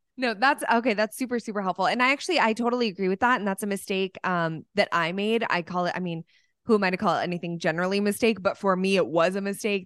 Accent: Dallas, Texas, United States; here in Dallas, my hometown

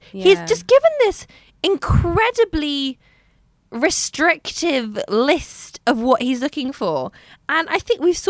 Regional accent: United Kingdom; I'm British.

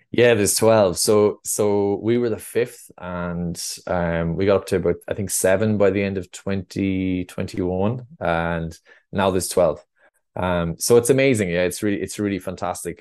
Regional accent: Roscrea, Munster, Ireland; I grew up in Ross Gray in North Tipperary.

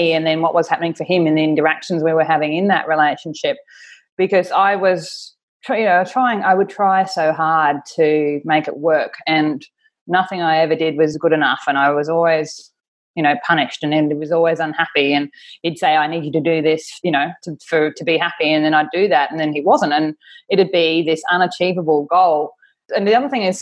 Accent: Australia; now in Auckland, New Zealand; I'm Australian. I'm currently living in Auckland in New Zealand with my partner, Perry.

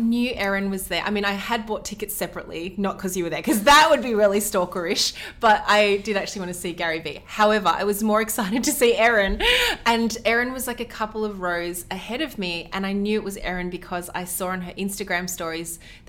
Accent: Melbourne, Victoria, Australia; We're from Melbourne, Australia

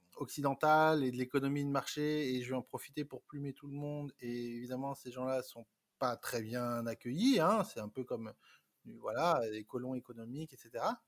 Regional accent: France; moved away as an adult; also born or lived in Vietnam; now in Paris, France; je suis né en France, d'un papa vietnamien, d'une mère française. J'ai grandi, j'ai fait mes études en France.

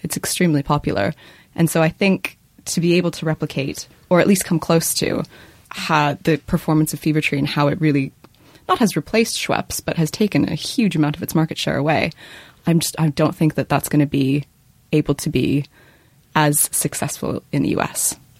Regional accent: Canada; moved away; I'm from Canada and I was home at Christmas

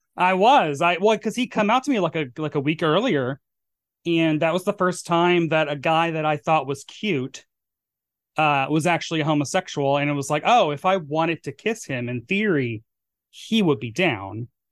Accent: Murfreesboro, Tennessee, United States; moved away; my hometown of Murfreesboro, Tennessee

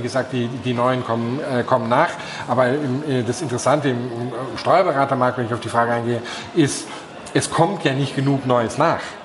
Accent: Germany

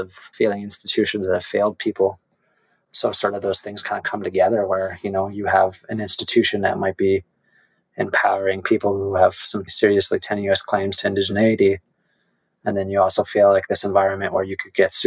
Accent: Kitigan Zibi Anishinaabeg First Nation, Quebec, Canada; being Algonquin, being from the most populated Algonquin community in the larger nation, and also being French Canadian

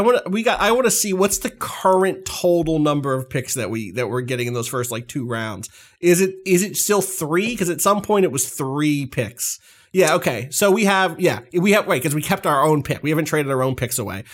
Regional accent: New Jersey, United States; I was from South Jersey

